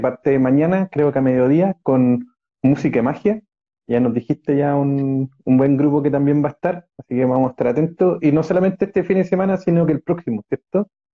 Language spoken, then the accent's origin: Spanish; Chile; also born or lived in Venezuela; me vine para acá, entonces también hay muchas cosas entre racismo, clasismo y equidad de género que, me chocaron llegando a Chile, siendo chico, siete años